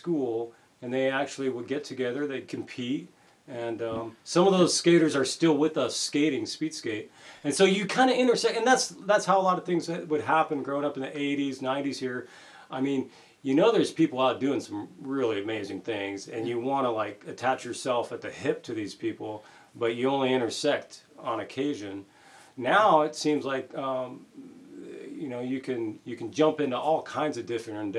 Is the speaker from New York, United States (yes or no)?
no; Anchorage, Alaska, United States; Growing up in Anchorage, it was pretty underground club back then